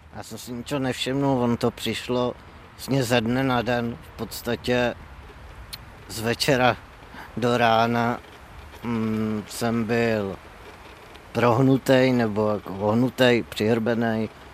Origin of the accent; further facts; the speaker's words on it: Louny, Ústí nad Labem Region, Czechia; pocházím z Loun, což je malé město severozápadně od Prahy